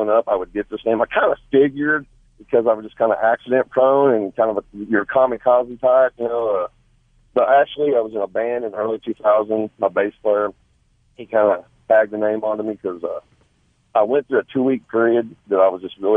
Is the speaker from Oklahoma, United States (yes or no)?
yes; Tulsa, Oklahoma, United States; moved away as an adult; also born or lived in Sand Springs, Oklahoma; now in Morris, United States; I'm actually from the Sand Springs area. I grew up on the west side of Tulsa. I moved to Morris in 2008.